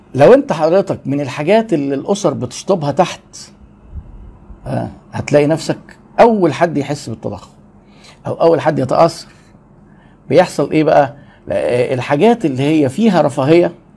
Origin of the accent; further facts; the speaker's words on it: Egypt; عندنا في مصر